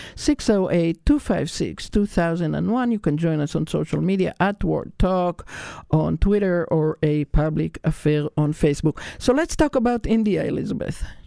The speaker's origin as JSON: {"language": "English", "country": "Israel", "tie": "born or raised there", "said": "I was raised in Israel, which was also under a British mandate"}